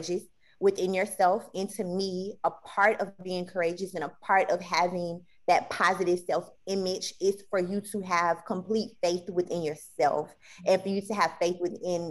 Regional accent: Houston, Texas, United States; moved away as an adult; also born or lived in New Orleans, Louisiana / Atlanta, Georgia; now in Texas, United States; I am originally from Houston, Texas, where it's very hot, where it is now

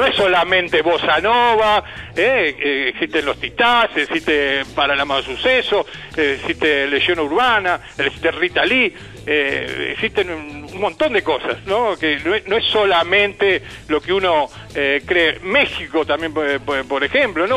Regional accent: Argentina; en mi país, en Argentina

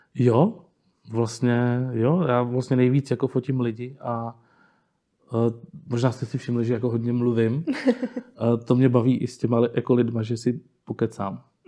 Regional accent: Jihlava, Vysočina Region, Czechia; já jsem tady vlastně jako odmala, jsem jako rodilý hlavák, dá se říct, nebo Pávovák, už jsem vyrostl prostě na Pávově. A jsem tady vlastně celý život

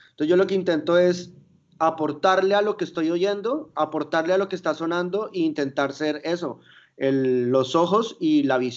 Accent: Mexico City, Mexico; yo viví mi, mi adolescencia en Ciudad de México

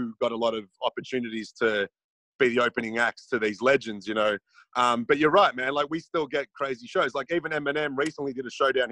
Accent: Melbourne, Victoria, Australia; I'm from Melbourne, which is actually, you know, a city, so it's very metropolitan

